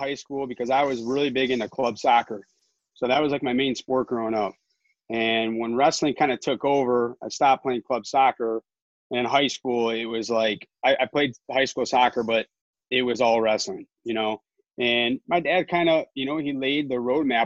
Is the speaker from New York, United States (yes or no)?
no; Novi, Michigan, United States; I'm from Novi